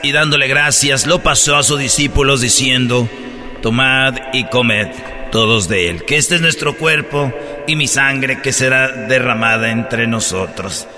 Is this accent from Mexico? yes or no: yes; Jiquilpan, Michoacán, Mexico; moved away; así en mi pueblo